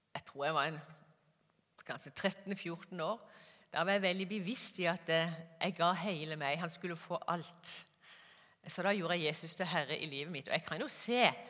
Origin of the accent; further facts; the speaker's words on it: Kristiansand, Agder, Norway; moved away as an adult; also born or lived in Gjøvik / Molde; Jeg er født og oppvokst i Kristiansand på Sørlandet